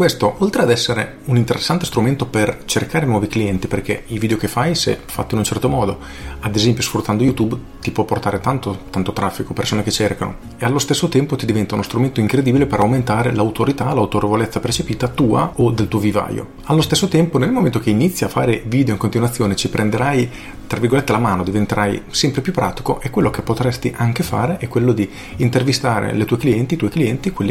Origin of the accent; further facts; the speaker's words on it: Pesaro, Marche, Italy; sono di Pesaro, ho 23 anni e lavoro nel Garden Center, vivaio di famiglia.